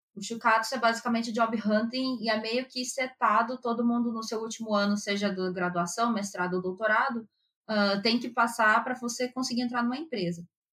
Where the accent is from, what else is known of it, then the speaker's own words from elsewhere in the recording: Brazil; first language Japanese; moved away as an adult; now in Japan; Só que o japonês que a gente usa lá no Brasil, ele já tá bem defasado